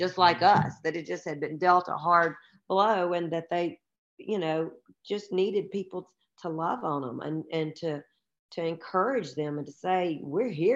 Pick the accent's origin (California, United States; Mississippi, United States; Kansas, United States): Mississippi, United States; Tupelo; now in Memphis, United States; I grew up in Tupelo, Mississippi